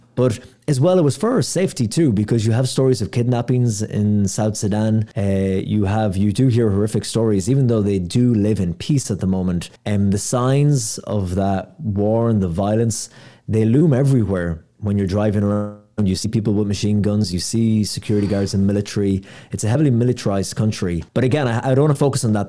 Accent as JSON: {"language": "English", "country": "Ireland", "said": "I'm from Ireland"}